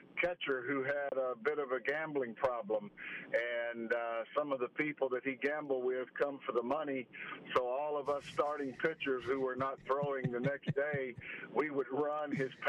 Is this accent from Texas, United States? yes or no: no; Fairhope, Alabama, United States; growing up in Fairhope